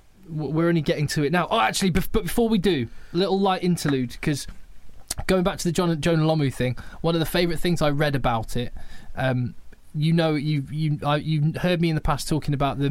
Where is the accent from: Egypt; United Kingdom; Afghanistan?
United Kingdom; England; as an Englishman